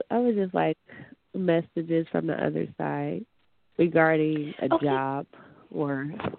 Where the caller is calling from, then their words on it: Michigan, United States; I'm calling from Michigan.